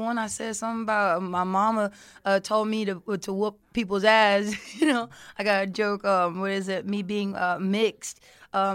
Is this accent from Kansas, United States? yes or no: no; Texas, United States; I'm from Texas. I first started out in the Seeker Group in East Downtown in Houston.